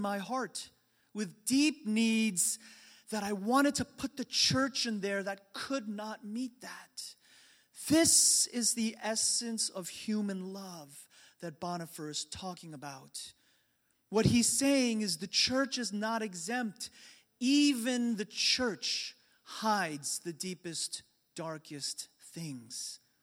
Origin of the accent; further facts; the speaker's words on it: New York, United States; the church that I grew up in in New York